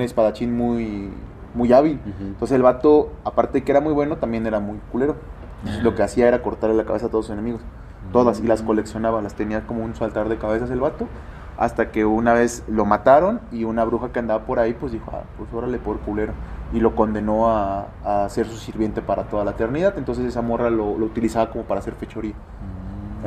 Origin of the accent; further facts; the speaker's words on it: Nayarit, Mexico; yo que nací en Nayarit